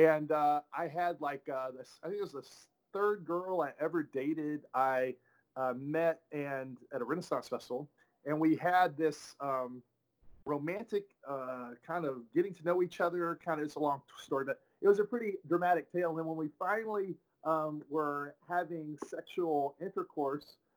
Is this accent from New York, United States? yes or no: no; Tyler, Texas, United States; moved away; I'm originally from Tyler, Texas